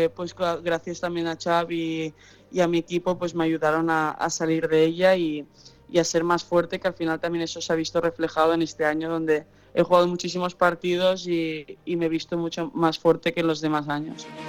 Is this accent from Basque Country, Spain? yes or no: no; Catalonia, Spain; also born or lived in United States; Yo nací en Estados Unidos y, eh, cuando tenía siete años mis padres decidieron eh, volver a España